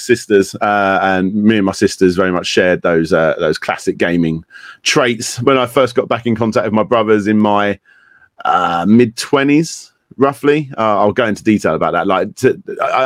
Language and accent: English; Kent, South East England, United Kingdom; I was born in Kent in the UK